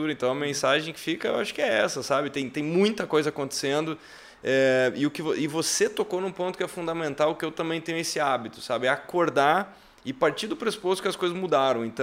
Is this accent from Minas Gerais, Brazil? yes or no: no; Santa Catarina, Brazil; eu sou catarinense.